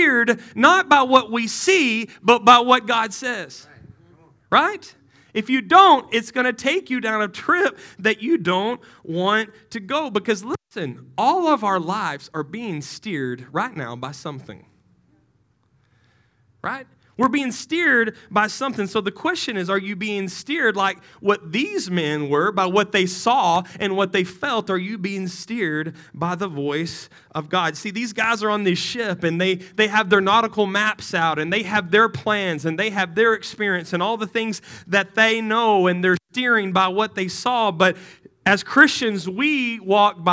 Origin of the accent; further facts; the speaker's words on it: West Texas, United States; moved away as an adult; I'm from West Texas.